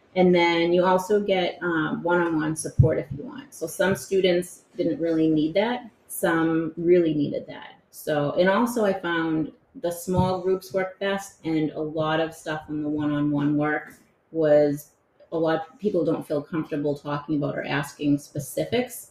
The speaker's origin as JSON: {"language": "English", "town": "Winthrop", "country": "United States", "tie": "born or raised there", "said": "I grew up in Winthrop."}